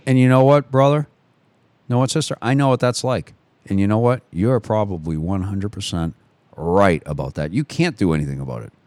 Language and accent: English; United States; I'm an American